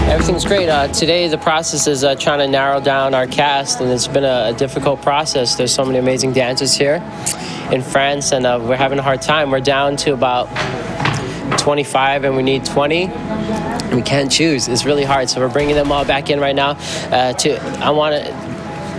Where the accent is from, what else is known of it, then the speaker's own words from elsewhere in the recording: Los Angeles, California, United States; I'm from Los Angeles, and I'm here in Paris